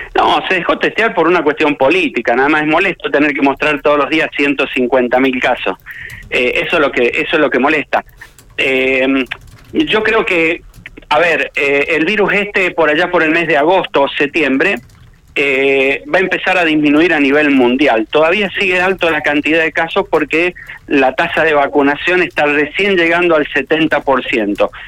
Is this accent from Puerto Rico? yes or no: no; Argentina; como argentino